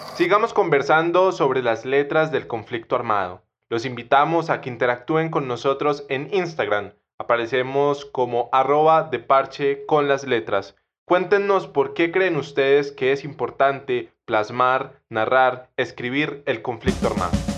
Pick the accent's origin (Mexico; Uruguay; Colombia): Colombia; como colombianos